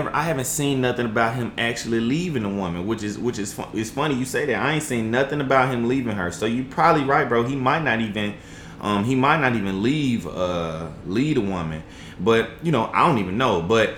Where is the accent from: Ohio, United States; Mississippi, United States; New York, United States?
Mississippi, United States; Jackson; I'm from Jackson, Mississippi